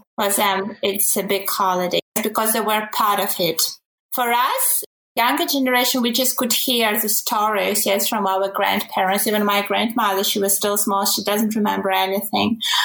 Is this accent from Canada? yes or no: no; Ukraine; now in Germany; originally I come from Ukraine.